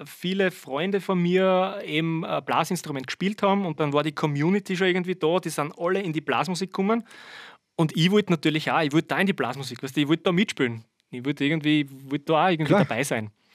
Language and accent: German; Birkfeld, Styria, Austria; also born or lived in Vorau; ich komme ja gar nicht aus Weiz, ich komme aus Birkfeld